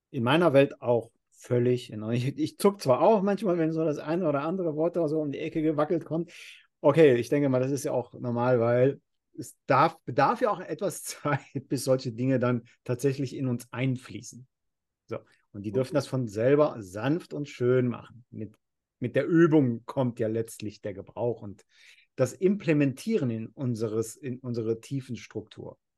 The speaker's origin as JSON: {"language": "German", "country": "Ecuador", "tie": "born or raised there", "moved": "yes", "said": "wenn ich jetzt seit über 30 Jahren nicht mehr in Ecuador lebe, wie sich in diesem Zeitfenster tatsächlich die Sprache, da wo ich groß geworden bin, weiterentwickelt hat."}